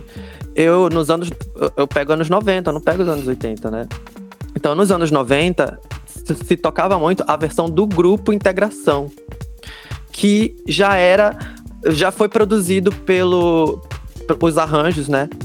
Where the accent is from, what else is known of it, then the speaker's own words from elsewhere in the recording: Pará, Brazil; o único paraense no meio de três mineiros